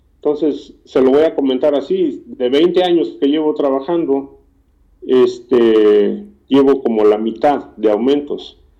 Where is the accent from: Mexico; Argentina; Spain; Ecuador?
Mexico; Morelos; moved away as an adult; also born or lived in Mexico City; now in United States; Yo nací en el Distrito Federal, pero este, me crié en el estado de Morelos.